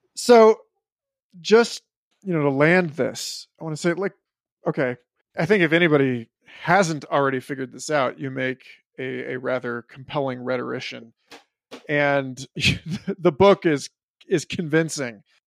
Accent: New York City, New York, United States; as a New Yorker

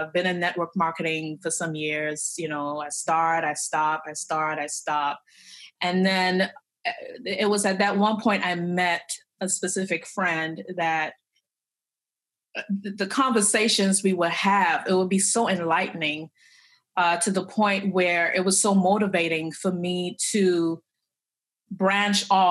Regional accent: Trinidad & Tobago; moved away as an adult; now in United States; I came from Trinidad and Tobago. That's where I was born. That's where I was raised up until high school, graduated, moved to the United States

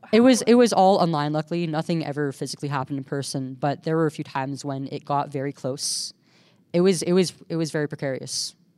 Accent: California, United States; We're from California

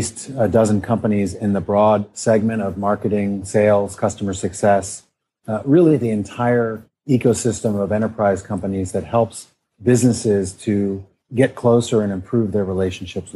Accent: Midwest, United States; moved away; also born or lived in New York / Stanford; I grew up in the Midwest

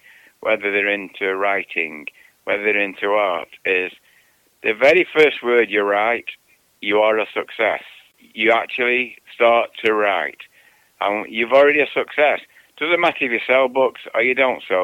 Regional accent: Manchester, North West England, United Kingdom; moved away as an adult; now in United States; I grew up in Manchester, England, at the end, just towards the end of the Second World War

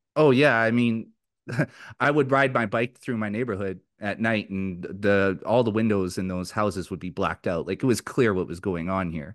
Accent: Richmond, British Columbia, Canada; I grew up in Richmond, B C in the nineteen nineties.

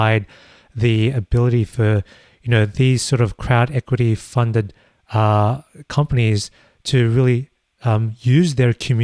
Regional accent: Australia; as an Australian myself

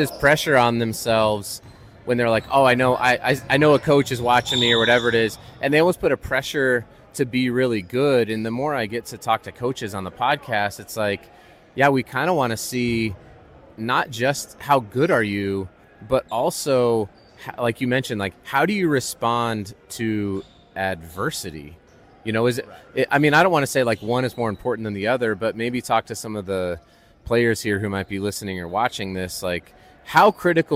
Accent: Colorado, United States; I grew up in Colorado

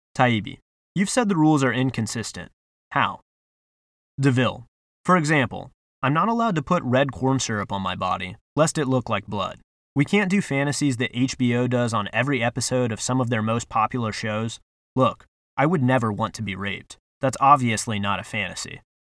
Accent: United States; we as an American society

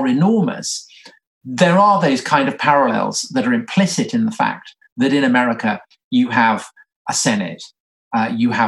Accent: England, United Kingdom; accent: English; from my accent, I'm English

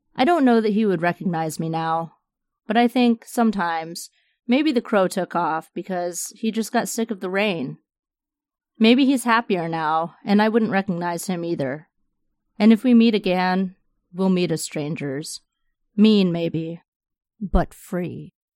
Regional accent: the Florida Panhandle, United States; also born or lived in Chula Vista, California / San Diego, California; now in Tampa, United States; I'd been running from Florida all my life since I grew up in the Panhandle.

